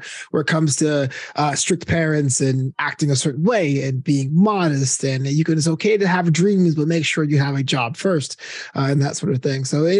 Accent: New York City, New York, United States; now in Los Angeles, United States; the Brooklyn that my hometown is, but it was a different Brooklyn back then.

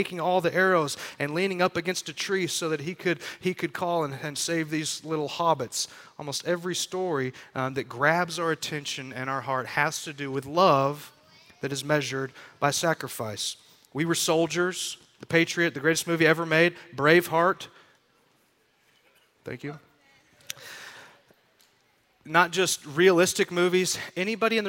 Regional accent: Texas, United States; we're from Texas

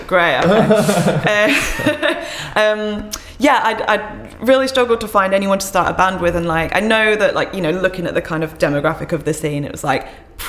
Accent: South East England, United Kingdom

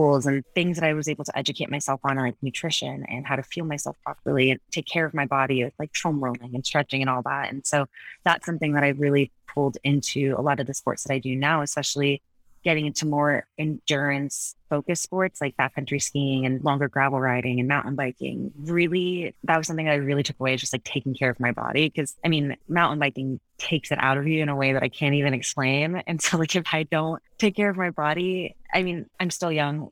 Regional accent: Connecticut, United States; also born or lived in Florida / Iowa; now in Colorado, United States; I was born in Florida originally and moved to Connecticut when I was 10

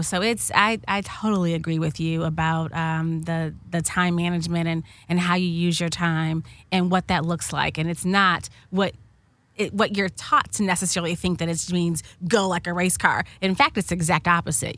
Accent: Chicago, Illinois, United States; moved away; I'm from Chicago originally

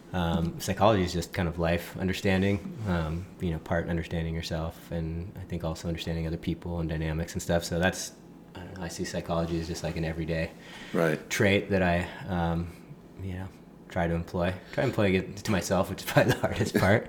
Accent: Laguna Beach, California, United States; also born or lived in Los Angeles, California; grew up uh, just kind of off Skyline here in Laguna

